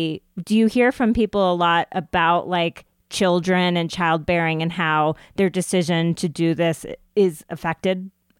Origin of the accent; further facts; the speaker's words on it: Boulder, Colorado, United States; also born or lived in Ithaca; I was born in Ithaca and then we moved to Boulder. And in both places, my parents hooked into a South Asian community that was relatively small